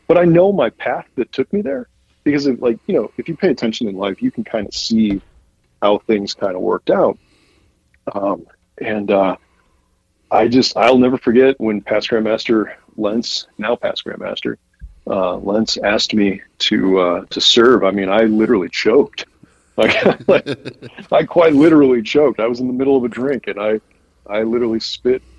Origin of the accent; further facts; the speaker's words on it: Midwest, United States; I'm a Midwesterner at heart, and I always will be